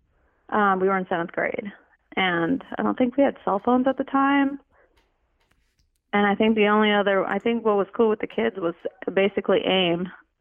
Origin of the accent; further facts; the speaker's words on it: San Jose, California, United States; We both went to private Catholic middle schools, and so the Archdiocese in San Jose, we grew up in San Jose